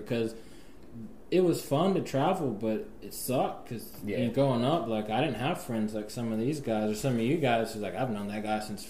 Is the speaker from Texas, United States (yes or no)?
yes; Houston, Texas, United States; also born or lived in Pasadena / New York / Atlanta / North Carolina; So, I mean, I was born in Pasadena, so obviously, born in Pasadena, grew up in Houston, I moved around a little bit, I've lived in the Queens of New York, I've lived in the ATL, Atlanta, Georgia, I've lived in North Carolina